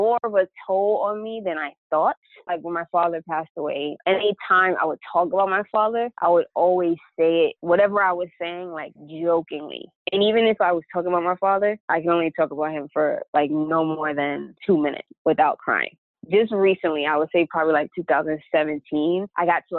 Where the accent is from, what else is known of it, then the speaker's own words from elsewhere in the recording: New York City, New York, United States; I was born and raised in the Bronx